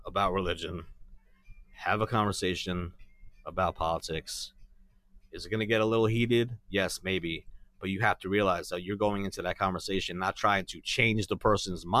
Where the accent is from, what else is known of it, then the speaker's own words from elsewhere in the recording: New York, United States; I'm from New York